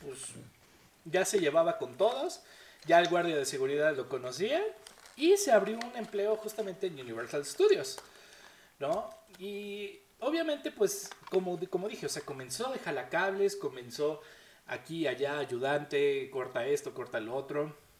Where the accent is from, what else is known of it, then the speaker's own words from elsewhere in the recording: Mexico; nosotros como mexicanos no tuvimos abuelitos que pelearon en la Segunda Guerra Mundial